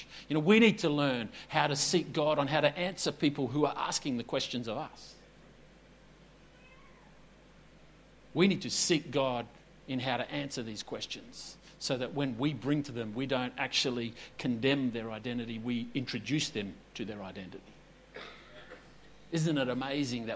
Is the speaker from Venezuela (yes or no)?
no; Perth, Western Australia, Australia; moved away as an adult; also born or lived in Esperance / Noosa; I was born in 1974 in Perth, WA